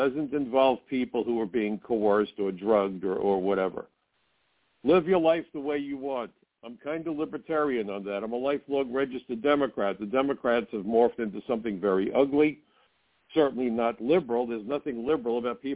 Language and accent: English; New York City, New York, United States; I grew up in Brooklyn